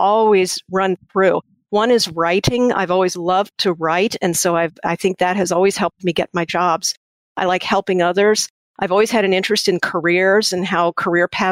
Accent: Gettysburg, Pennsylvania, United States; moved away; also born or lived in Washington, D.C.; I grew up in Gettysburg, Pennsylvania

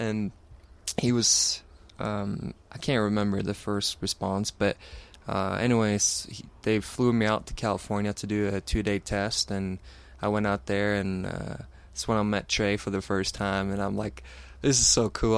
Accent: Sweden; growing up in Sweden, I have, uh, two older brothers

